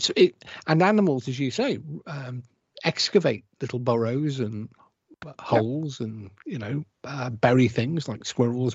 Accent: United Kingdom; I'm British

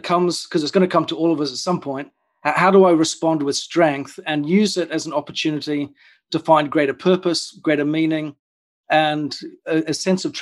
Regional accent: New Zealand; moved away as an adult; also born or lived in United Kingdom; I grew up in New Zealand, and at the age of about 22, I decided in a moment of impulse to jump on a plane, fly over to the UK

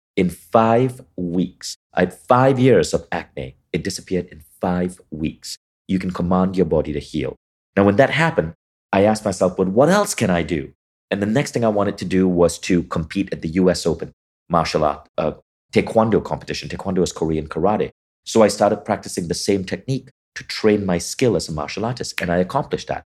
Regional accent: Kuala Lumpur, Malaysia; growing up in Malaysia in the eighties

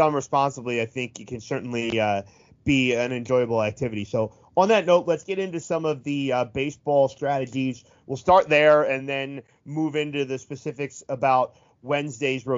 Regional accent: just outside Philadelphia, southern New Jersey, United States; I grew up just outside of Philly in southern New Jersey

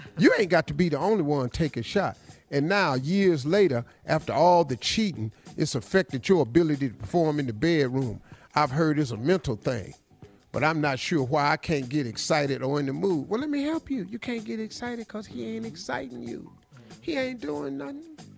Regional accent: Cleveland, Ohio, United States; Engineer Dave is from Kansas City. Mm-hmm. I'm from Cleveland.

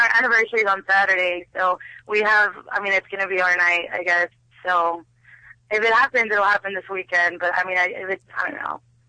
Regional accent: Texas, United States; I'm from Texas, and so my family's like very, very religious, like very conservative.

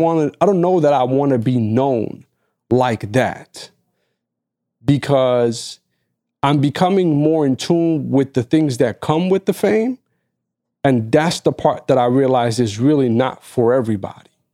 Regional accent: New York, United States; as a New Yorker

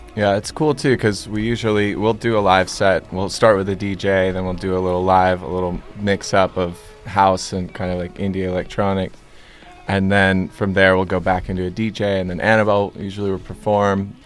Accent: Westlake Village, California, United States; we came from Westlake Village

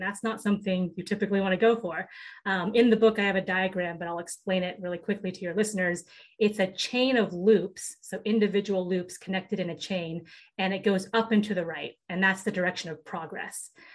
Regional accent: Seattle, Washington, United States; I grew up in Seattle, Washington

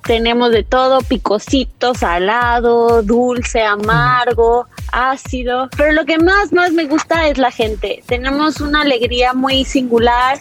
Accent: Mexico; Me siento orgullosa de ser mexicana

